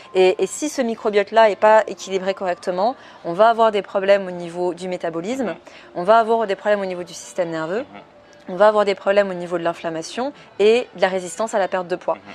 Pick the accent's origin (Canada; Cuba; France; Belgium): France; moved away as an adult; now in Switzerland; je suis française à la base. Mais du coup, je me suis installée en Suisse